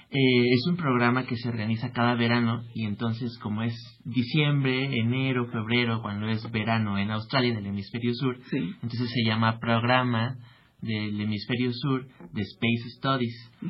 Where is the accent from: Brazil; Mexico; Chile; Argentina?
Mexico; somos cinco mexicanos